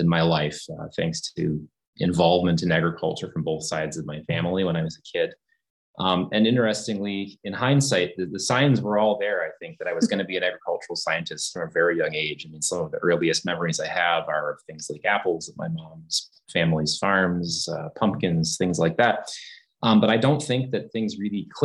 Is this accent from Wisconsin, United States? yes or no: yes; Wisconsin, United States; moved away as an adult; also born or lived in Michigan; my home state of Wisconsin, the cranberry industry, Ocean Spray, the co-op kind of lured me back home. my wife and I are both Wisconsinites